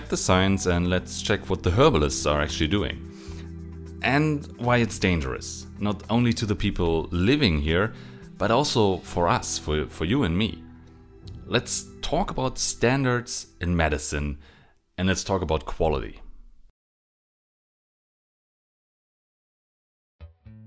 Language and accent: English; Germany; I'm a pharmacist from Germany